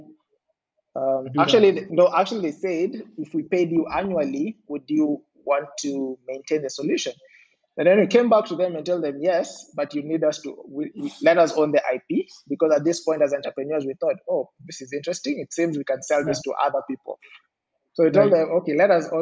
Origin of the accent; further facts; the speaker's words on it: Ngong, Kajiado County, Kenya; also born or lived in Nairobi / Athi River; So I was born in Nairobi. I spent majority of my childhood up until I was 18. I lived in Ngong